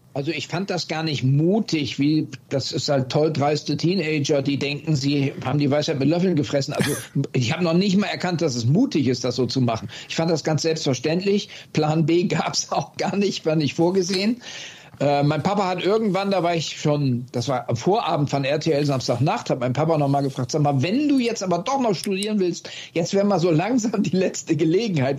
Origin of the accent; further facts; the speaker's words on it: Oldenburg, Lower Saxony, Germany; moved away; also born or lived in Wildeshausen; Ich bin in Wilds, Wildshusen bin ich geboren, ja. aufgewachsen hingegen in Oldenburg